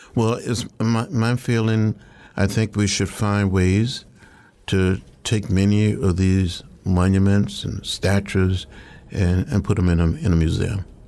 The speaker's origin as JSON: {"language": "English", "region": "Alabama", "country": "United States", "tie": "born or raised there", "also_born_or_lived": "Georgia", "said": "growing up in Alabama"}